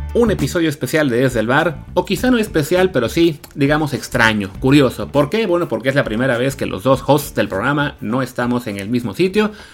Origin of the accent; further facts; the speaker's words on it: Mexico; como mexicanos